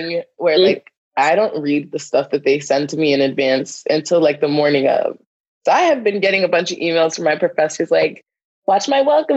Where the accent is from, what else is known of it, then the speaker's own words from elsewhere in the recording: Northeast, United States; moved away; I'm from the Northeast